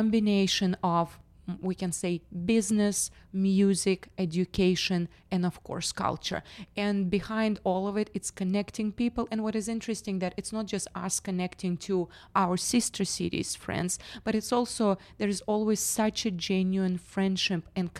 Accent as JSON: {"language": "English", "region": "Western Siberia", "country": "Russia", "moved": "yes", "lives_now": "Tennessee, United States", "said": "As you can see, I'm from Western Siberia, not from Tennessee."}